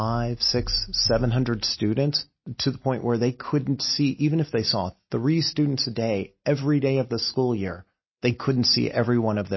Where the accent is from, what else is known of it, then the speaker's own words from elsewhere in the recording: California, United States; I grew up in California and in the land of earthquakes